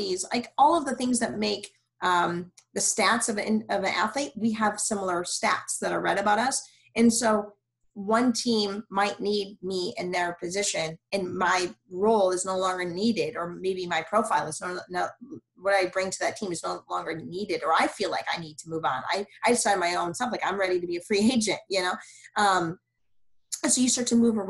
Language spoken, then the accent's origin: English; Michigan, United States; also born or lived in Cleveland, Ohio; now in Houston, United States; I'm from Michigan